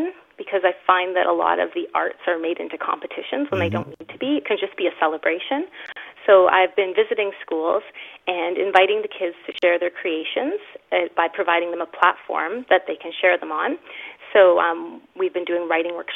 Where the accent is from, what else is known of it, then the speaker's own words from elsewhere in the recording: Thunder Bay, Ontario, Canada; I'm from Thunder Bay, Ontario.